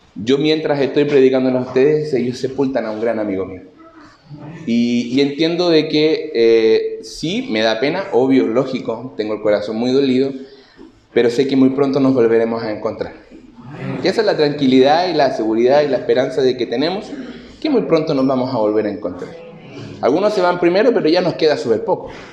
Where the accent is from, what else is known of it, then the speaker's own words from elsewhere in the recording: Concepción, Biobío, Chile; soy de Concepción